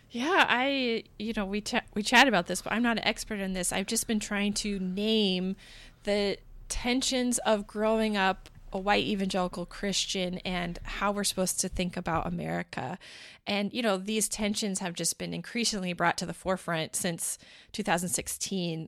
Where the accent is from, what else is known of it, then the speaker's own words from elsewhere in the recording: United States; also born or lived in Portland; I'm an American, but I am, like, a Protestant, Bible-believing American